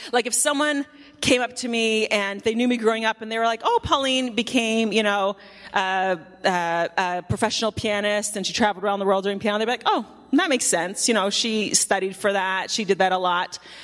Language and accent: English; Canada; moved away; I grew up in Canada